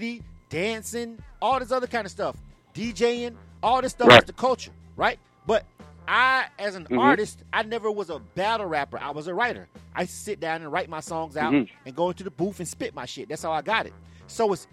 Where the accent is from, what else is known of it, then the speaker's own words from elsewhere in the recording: the South, United States; I'm from the South